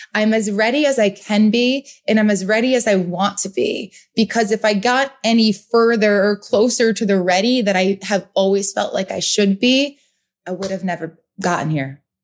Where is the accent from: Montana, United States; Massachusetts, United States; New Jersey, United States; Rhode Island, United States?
Rhode Island, United States; also born or lived in Boston; now in New York City, United States; I am from the Northeast, born and raised in Rhode Island, lived in Boston, now New York City